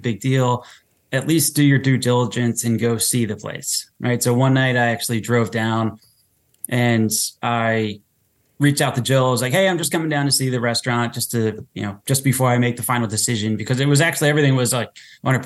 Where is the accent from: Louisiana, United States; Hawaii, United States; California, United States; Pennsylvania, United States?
Pennsylvania, United States; Drexel Hill; I grew up in Drexel Hill